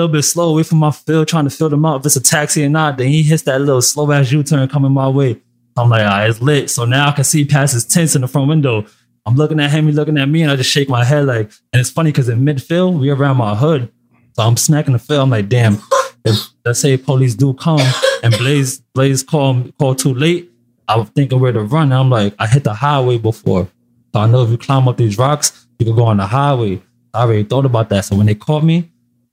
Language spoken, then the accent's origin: English; New York City, New York, United States; also born or lived in Ellenville, New York; from the Bronx